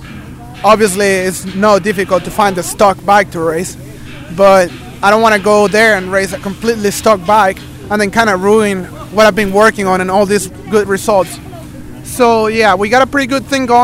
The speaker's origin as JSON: {"language": "English", "country": "Venezuela", "tie": "born or raised there", "also_born_or_lived": "United States", "moved": "yes", "said": "I grew up in Venezuela."}